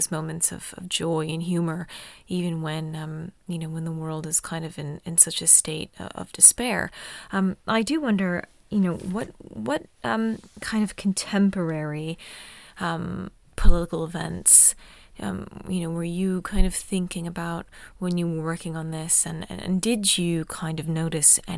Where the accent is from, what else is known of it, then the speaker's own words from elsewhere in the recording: United States; as an American